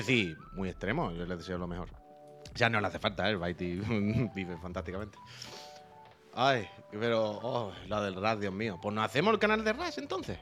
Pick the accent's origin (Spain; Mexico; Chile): Spain; Andalusia; moved away; also born or lived in Seville; yo soy de Andalucía, y yo vivía en Sevilla